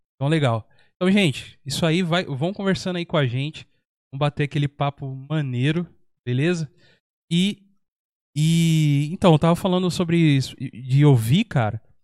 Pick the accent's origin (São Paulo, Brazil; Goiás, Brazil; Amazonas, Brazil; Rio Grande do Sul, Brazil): São Paulo, Brazil; also born or lived in Minas Gerais; now in São José dos Campos, Brazil; Eu vim de São Paulo pra cá. Eu também sou da mesma situação, nasci, eu nasci em Minas, uhum. mas eu fui para São Paulo, acho que eu, eu, tinha menos de um ano, cara. Então, então é, pelo tempo, é metade do tempo vivido em São Paulo e metade do tempo já vivido aqui